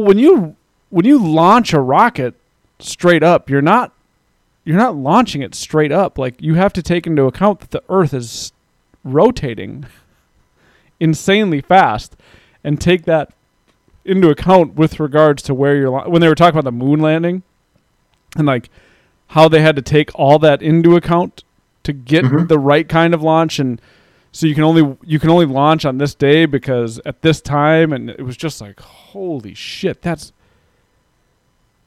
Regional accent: United States

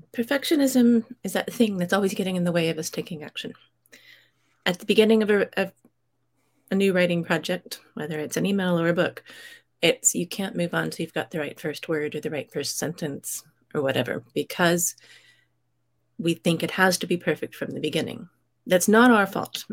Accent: United States; moved away as an adult; now in United Kingdom; I grew up in the States. I live in the U K

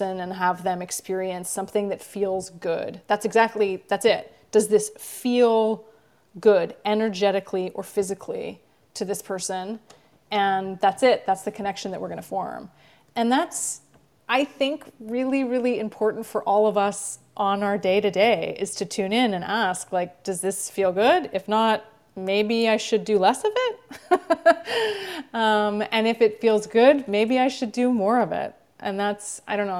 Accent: Vancouver, British Columbia, Canada; moved away; I grew up in Vancouver, Canada

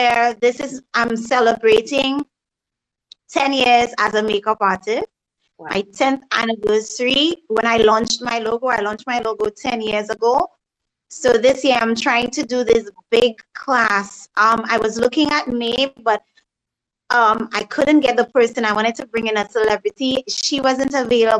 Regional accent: St. Lucia; also born or lived in Dennery, St. Lucia; I'm originally from Denry, but I grew up in Raisby, which is like in north of the island.

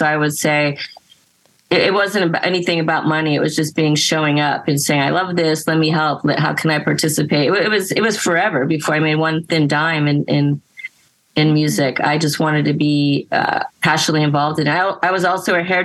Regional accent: South Florida, United States; I grew up in South Florida, which was not a very punk rock environment at all

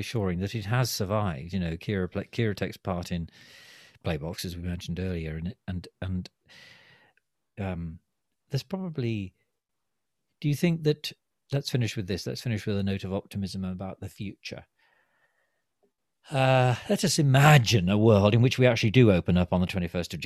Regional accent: England, United Kingdom; We're not a very sociable nation anyway, are we? As English people

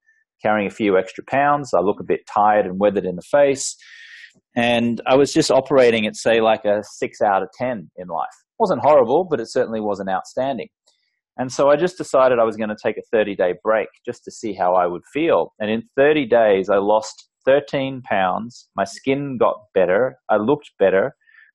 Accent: Australia; I grew up in Australia, and the culture there is very much, you know, a drinking culture

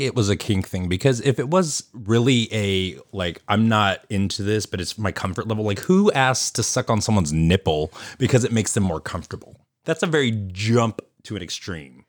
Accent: Sacramento, California, United States; also born or lived in San Francisco; I was born in San Francisco, raised in Sacramento

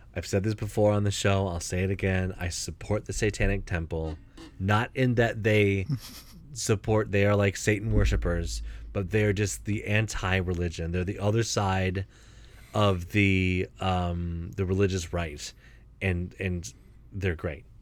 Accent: Ohio, United States; I was born in Ohio

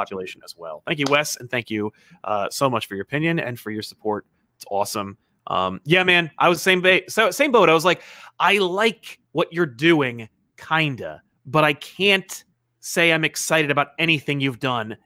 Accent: New Jersey, United States; I'm, I'm from Jersey

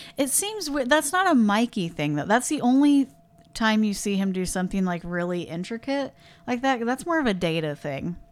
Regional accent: Midwest, United States; we're from the Midwest

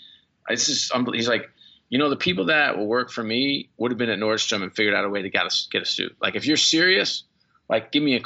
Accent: New York, United States; I grew up in New York

